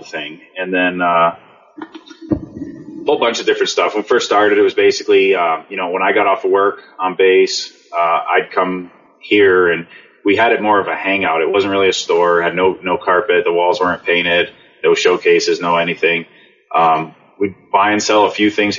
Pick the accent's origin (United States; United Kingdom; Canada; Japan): United States; Connecticut; moved away as an adult; also born or lived in Germany; I grew up in Connecticut